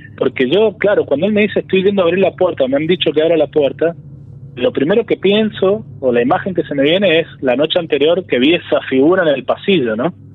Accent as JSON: {"language": "Spanish", "region": "San Juan", "country": "Argentina", "moved": "as an adult", "lives_now": "Córdoba, Argentina", "said": "Yo si bien vivo en Córdoba, yo soy de San Juan, este, vivo en Córdoba cuando me vine, desde que me vine a estudiar en el 2009 y me quedé"}